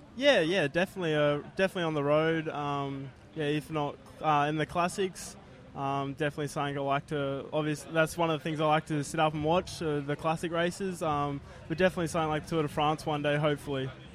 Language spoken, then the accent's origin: English; Sunshine Coast, Queensland, Australia; I come from the Sunshine Coast